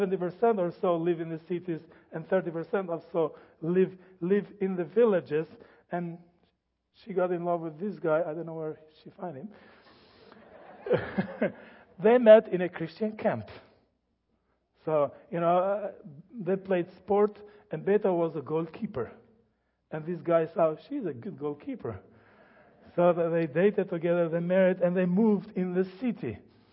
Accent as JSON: {"language": "English", "country": "Albania", "second_language": "English", "said": "I am from Albania. This is a good summary, quick summary of Albania, where it is and how it has been gone through."}